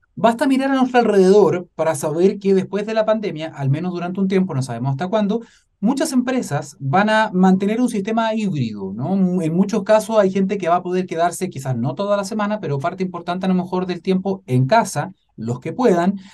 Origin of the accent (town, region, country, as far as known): Chile